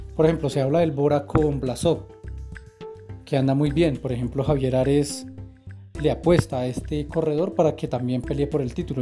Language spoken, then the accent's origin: Spanish; Bogotá, Colombia; uno como colombiano, como bogotano